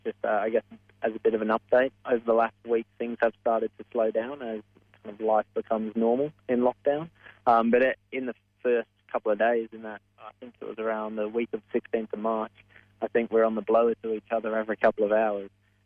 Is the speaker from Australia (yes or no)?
yes; Australia; That's kind of a trademark of being Australian.